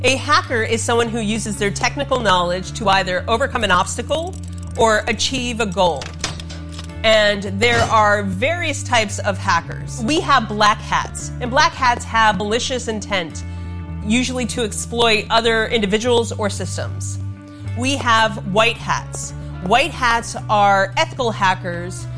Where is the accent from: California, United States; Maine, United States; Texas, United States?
California, United States; Burbank; my hometown in Burbank